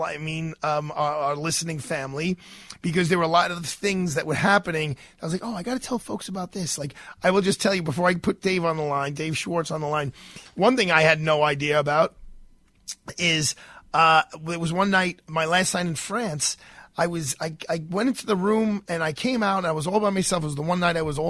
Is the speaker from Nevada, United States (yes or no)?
no; New York, United States; I'm a New Yorker